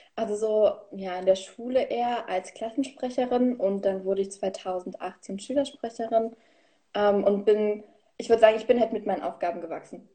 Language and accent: German; Königsee, Thuringia, Germany; ich komme aus Thüringen, safia Ruderstadt, der Landkreis, also irgend so ein kleines Dörfchen, was eh keinem was sagt. Und bin ich geboren, aufgewachsen und lebe immer